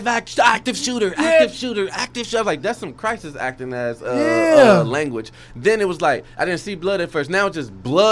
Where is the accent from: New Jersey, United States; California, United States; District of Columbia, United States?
District of Columbia, United States; Washington; now in Texas, United States; that's my hometown.